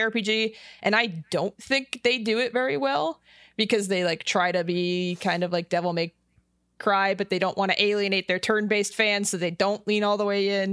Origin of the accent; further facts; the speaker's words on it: Las Vegas, Nevada, United States; I'm from Las Vegas